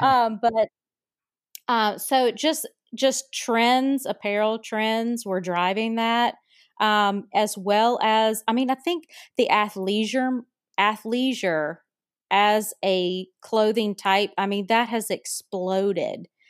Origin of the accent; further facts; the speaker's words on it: North Carolina, United States; my home state of North Carolina, and listeners can tell from my accent